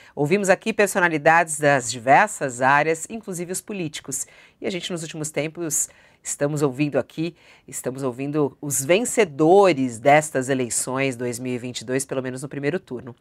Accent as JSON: {"language": "Portuguese", "region": "São Paulo", "country": "Brazil", "said": "paulistana que estou aqui"}